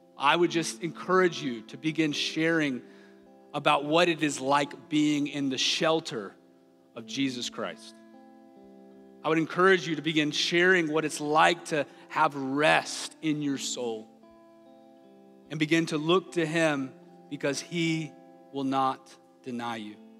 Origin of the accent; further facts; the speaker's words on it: the South, United States; I grew up in the South